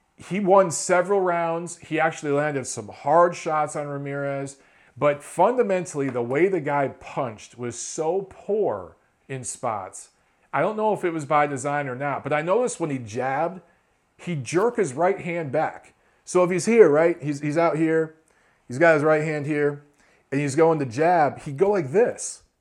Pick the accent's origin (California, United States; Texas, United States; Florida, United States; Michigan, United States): Michigan, United States; Detroit; coming out of Philly and Detroit, my hometown